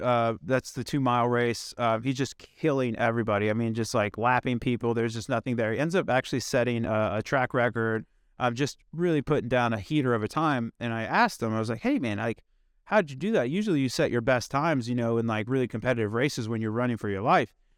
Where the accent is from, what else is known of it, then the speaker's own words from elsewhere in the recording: Indiana, United States; I grew up in Indiana